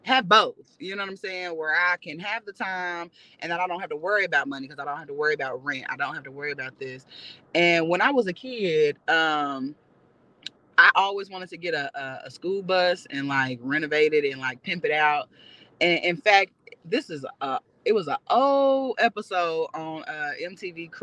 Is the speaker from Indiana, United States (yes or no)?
yes; Indianapolis, Indiana, United States; born or raised there; moved away as an adult; now in Los Angeles, United States